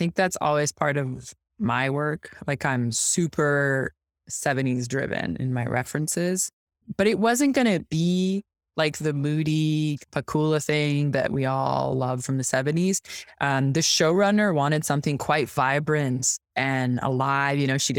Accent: Quebec City, Quebec, Canada; Well, I'm from Quebec City. So it's really like the most francophone part of Quebec. The reason I don't have the accent is my mom's actually an anglophone. My father's a francophone.

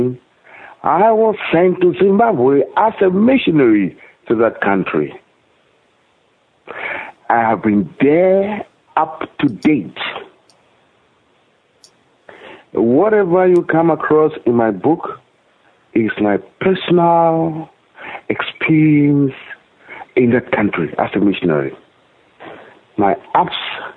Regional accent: Accra, Greater Accra, Ghana; moved away as an adult; I was born in Accra, Ghana, in Africa

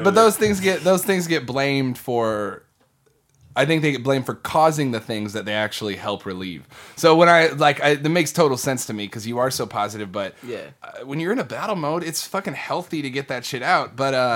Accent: Midwest, United States; now in Texas, United States; So when I first moved to Texas, I came from the Midwest.

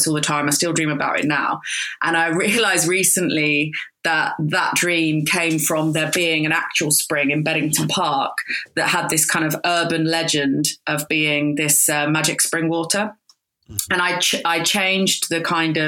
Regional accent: Croydon, London, United Kingdom; I was brought up in Croydon

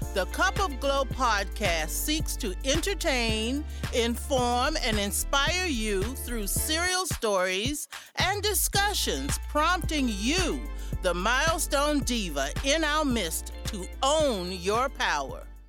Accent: South Florida, United States; I grew up in South Florida

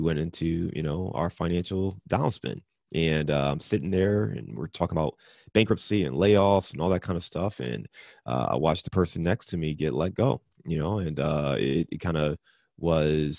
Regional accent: Cleveland, Ohio, United States; also born or lived in Detroit / Chicago / Dayton; now in Cincinnati, United States; I'm a Midwest kid, so born and raised in Cleveland, Ohio. I live in Cincinnati, Ohio now

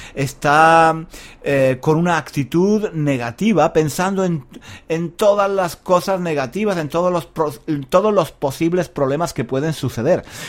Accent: Granada, Andalusia, Spain; Yo soy de Granada, una ciudad muy bonita, la ciudad más bonita de España

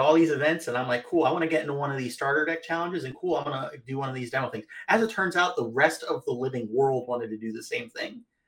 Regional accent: Florida, United States; I'm from Florida

